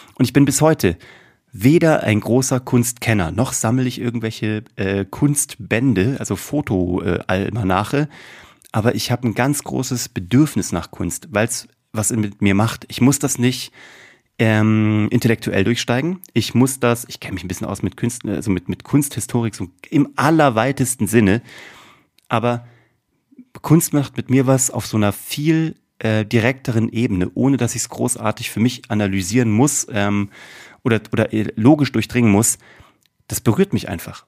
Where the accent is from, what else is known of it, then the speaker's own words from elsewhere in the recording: Kassel, Hesse, Germany; Ich bin in Kassel groß geworden